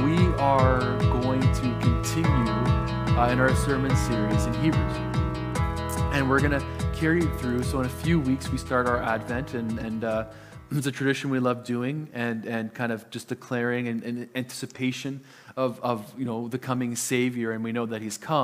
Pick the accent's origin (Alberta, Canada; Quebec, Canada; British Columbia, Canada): British Columbia, Canada; Lower Mainland; first language Italian; English is a second language; moved away; I am from the Lower Mainland. My family still lives in the Lower Mainland